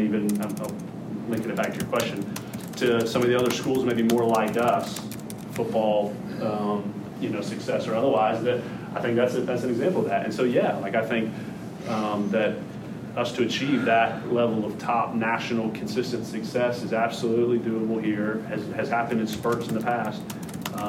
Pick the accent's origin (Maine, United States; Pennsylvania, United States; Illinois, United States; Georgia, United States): Georgia, United States; Atlanta; moved away; growing up in Atlanta and at school at Georgia Tech